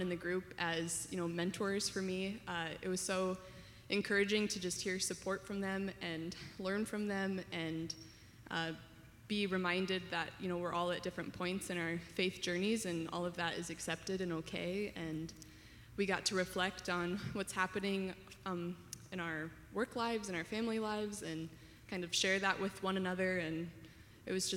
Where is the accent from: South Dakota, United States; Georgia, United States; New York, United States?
South Dakota, United States; moved away as an adult; now in Omaha, United States; I'm originally from South Dakota